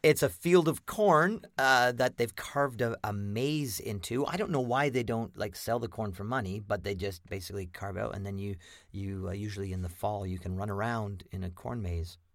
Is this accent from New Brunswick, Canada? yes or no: no; Lethbridge, Alberta, Canada; I was born and raised in Lethbridge, Alberta